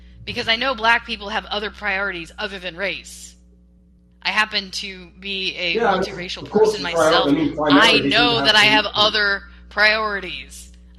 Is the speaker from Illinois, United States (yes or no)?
no; Washington, United States; I came from Western Washington, where they had it.